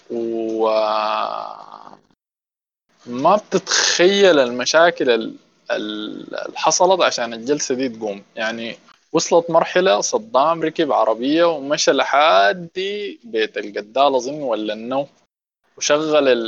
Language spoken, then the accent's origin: Arabic; Sudan; واحده من اسوا الحاجات اللي حتلاقيك عندنا احنا كسودانيين الفيدباك